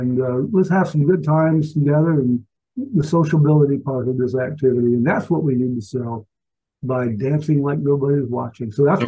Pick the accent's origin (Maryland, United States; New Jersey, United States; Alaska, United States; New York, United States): Alaska, United States; born there; also born or lived in Valdosta, Georgia; I was born in Alaska. Went to 12 different schools in my 12 years of primary education, and did a lot of moving around and whatnot, but ended up at Moody Air Force Base in Valdosta for my last 3 years